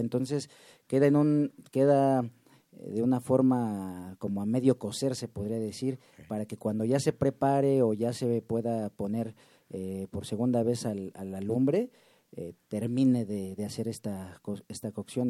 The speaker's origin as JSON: {"language": "Spanish", "region": "Mexico City", "country": "Mexico", "tie": "born or raised there", "also_born_or_lived": "Sierra Norte, Oaxaca (family origin)", "said": "yo ya llevo radicando en la Ciudad de México toda mi vida"}